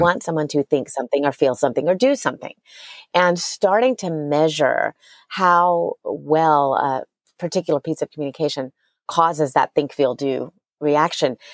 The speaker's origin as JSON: {"language": "English", "town": "New Orleans", "region": "Louisiana", "country": "United States", "tie": "born or raised there", "moved": "yes", "lives_now": "Austin, United States", "said": "I grew up in New Orleans"}